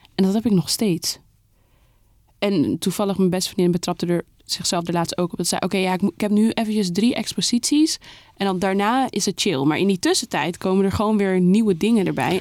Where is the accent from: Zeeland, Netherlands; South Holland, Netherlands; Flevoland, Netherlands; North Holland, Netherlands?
North Holland, Netherlands; Amsterdam; Zeeburg, daar ben ik opgegroeid.